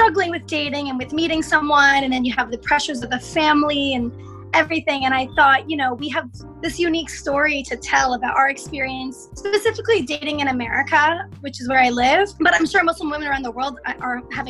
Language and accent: English; United States; growing up in the West and figuring out, you know, am I American? Am I Egyptian?